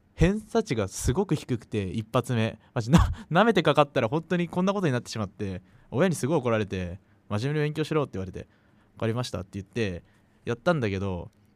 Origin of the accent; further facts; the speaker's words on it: Saitama, Japan; 自分はあの埼玉県という町に住んでいるんだけど